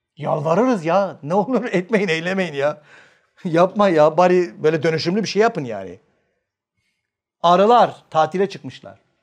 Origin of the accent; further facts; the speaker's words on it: Manisa, Turkey; ben Manisalıyım